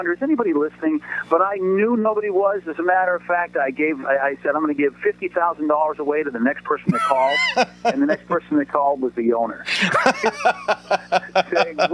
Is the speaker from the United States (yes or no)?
yes; Boston, Massachusetts, United States; moved away; when you're adopted growing up in the 60s, especially in Boston